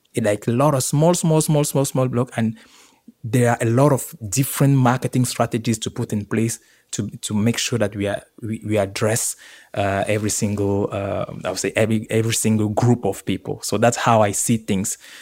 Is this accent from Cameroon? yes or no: yes; Yaoundé, Centre, Cameroon; moved away; also born or lived in Marseille, France; born and raised in, uh, Yaoundé, Cameroon